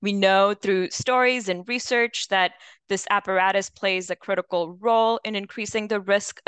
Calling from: Nashville, Tennessee, United States; I'm calling today from Nashville, Tennessee.

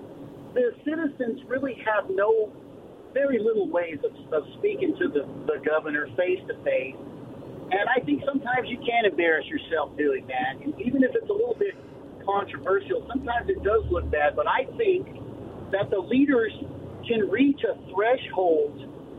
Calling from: Walla Walla, Washington, United States; from Walla.

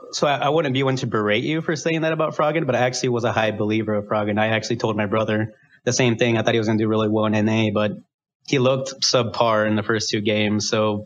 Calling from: Iowa City, Iowa, United States; From Iowa City, Iowa.

